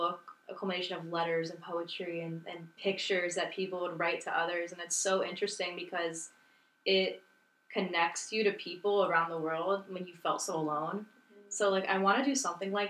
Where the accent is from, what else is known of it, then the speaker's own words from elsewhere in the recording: Miami, Florida, United States; moved away as an adult; I'm from Miami